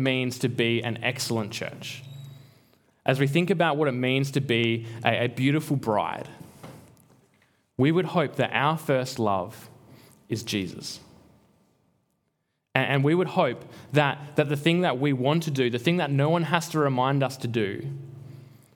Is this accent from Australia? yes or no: yes; Albany, Western Australia, Australia; moved away; I'm from Albany